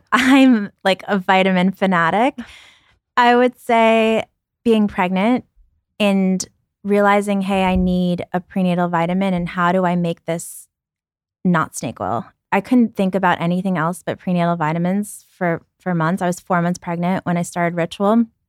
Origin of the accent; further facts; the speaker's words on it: New York City, New York, United States; also born or lived in Ukraine; My family and I moved and we lived in a welfare hotel in Brooklyn